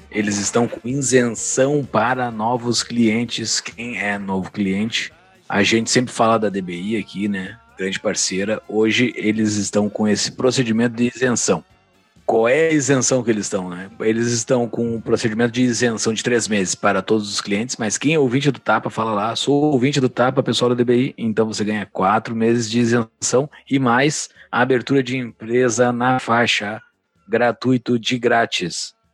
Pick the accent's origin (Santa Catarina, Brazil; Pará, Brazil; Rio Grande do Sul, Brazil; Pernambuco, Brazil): Rio Grande do Sul, Brazil; Mostardas; born there; Principalmente mostardas, que foi onde eu nasci.